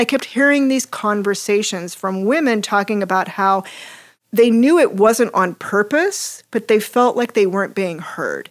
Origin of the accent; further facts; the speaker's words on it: Hays, Kansas, United States; grew up in a building family in western Kansas. Um, shout out to my hometown, Hayes. Woo! Hayes, Kansas